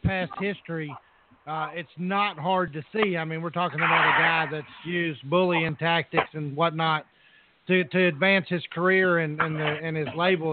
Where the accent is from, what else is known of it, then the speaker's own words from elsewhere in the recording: Little Rock, Arkansas, United States; I'm from Little Rock